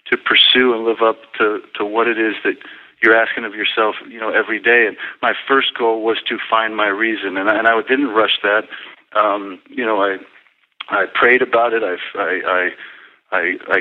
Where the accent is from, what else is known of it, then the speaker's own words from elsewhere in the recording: Las Vegas, Nevada, United States; on the dusty courts of UNLV in my hometown of Las Vegas